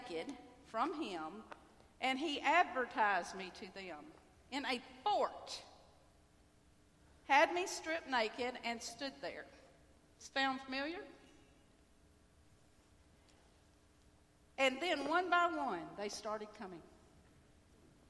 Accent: Homewood, Alabama, United States; also born or lived in Birmingham, Alabama; I grew up in Birmingham, Alabama. I grew up in Homewood, Alabama

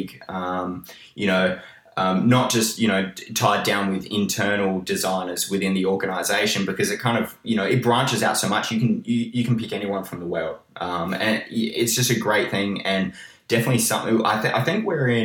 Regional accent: Australia; I'm from Australia

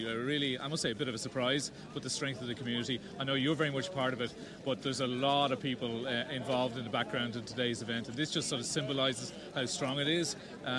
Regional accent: Ireland; moved away as an adult; now in Sweden; We're Irish, you know.

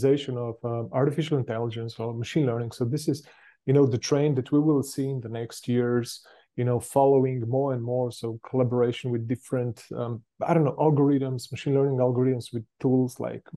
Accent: Ljubljana, Slovenia; I am coming from Europe, Slovenia, the capital, Ljubljana

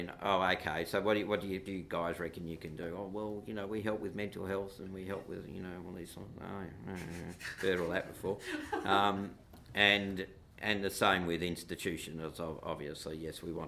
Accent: Perth, Western Australia, Australia; I'm a white boy growing up in Perth

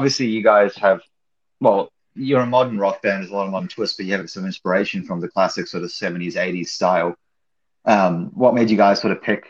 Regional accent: New Zealand; also born or lived in Australia; now in Orange County, United States; I'm from New Zealand originally, but I lived in Australia for years.

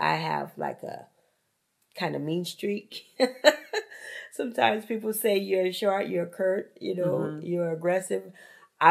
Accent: Opelousas, Louisiana, United States; Country girl from Opelousas, Louisiana

